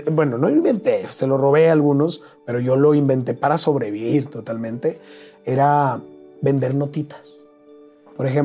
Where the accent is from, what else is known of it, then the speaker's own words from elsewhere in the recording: Nogales, Sonora, Mexico; also born or lived in Ciudad Obregón, Sonora; Ciudad Obregón, Sonora, pero me llevaron muy chiquito a Nogales. Yo soy de Nogales.